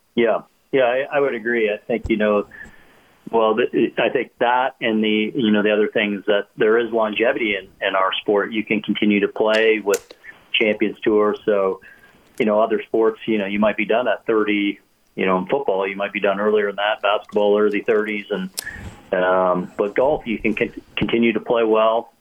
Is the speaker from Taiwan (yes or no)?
no; Canada; as a kid growing up in Canada